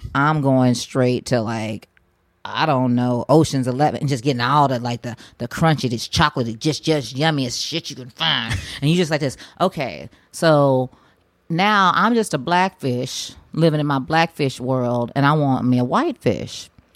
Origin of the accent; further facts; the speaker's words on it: Oklahoma, United States; I'm from Oklahoma